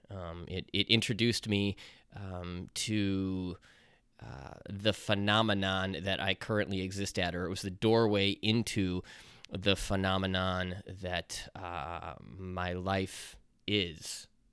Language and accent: English; Chicago, Illinois, United States; accent: Chicago; my Chicago accent